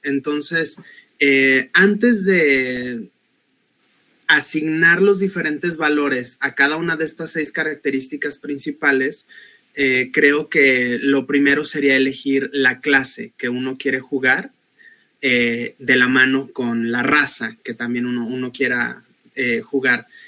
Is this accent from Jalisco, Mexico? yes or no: yes; Guadalajara, Jalisco, Mexico; soy de Guadalajara, Jalisco.